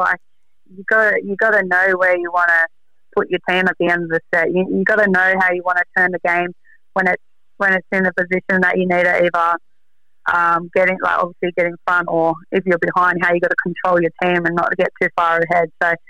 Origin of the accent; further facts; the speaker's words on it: Sydney, New South Wales, Australia; even though I'm born and bred in South Sydney for life, I had a soft spot for Storm